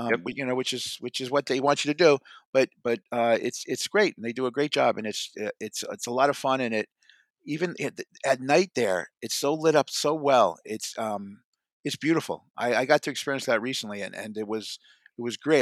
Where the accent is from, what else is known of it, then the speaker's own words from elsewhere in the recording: New Jersey, United States; I'm from New Jersey.